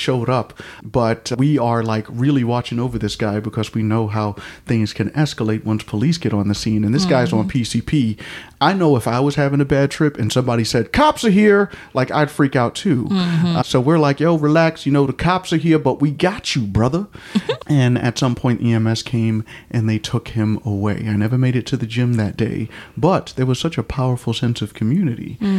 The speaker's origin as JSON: {"language": "English", "region": "New York", "country": "United States", "moved": "yes", "said": "I am from New York, and you know, in New York we ignore people when they're going crazy"}